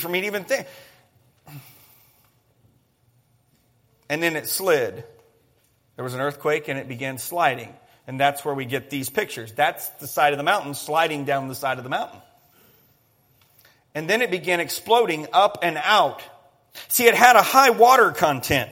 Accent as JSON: {"language": "English", "region": "Colorado", "country": "United States", "tie": "born or raised there", "said": "Growing up in Colorado"}